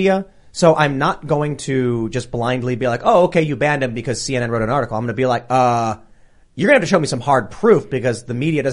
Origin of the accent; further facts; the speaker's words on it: Chicago, Illinois, United States; I grew up in Chicago, up in the city